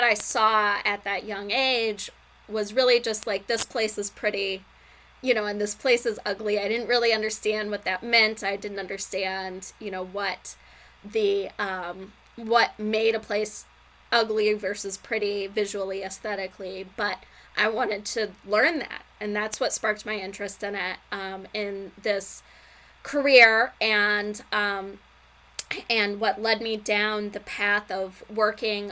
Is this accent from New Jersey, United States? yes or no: no; Urbana, Illinois, United States; I grew up in Urbana.